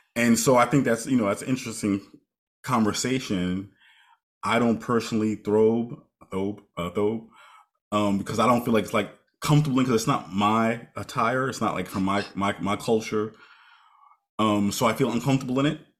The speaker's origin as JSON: {"language": "English", "country": "United States", "lives_now": "New York, United States", "said": "we're Americans and more specifically, I'm African American"}